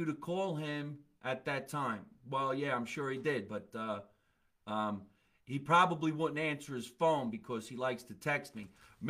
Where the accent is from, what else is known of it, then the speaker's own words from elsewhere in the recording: New Orleans, Louisiana, United States; now in Texas, United States; I'm from New Orleans. Live in Texas.